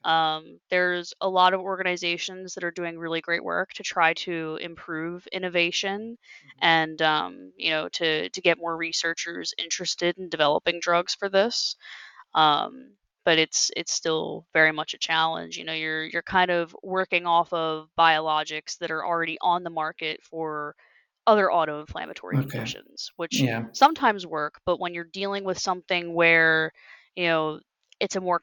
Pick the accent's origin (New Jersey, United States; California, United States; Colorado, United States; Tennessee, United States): New Jersey, United States; I was from New Jersey, you know, like I was from another state